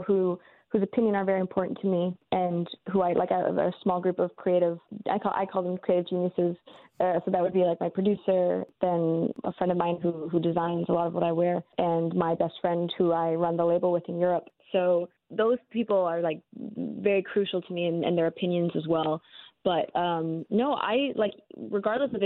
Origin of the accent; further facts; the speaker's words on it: Canada; I grew up in Canada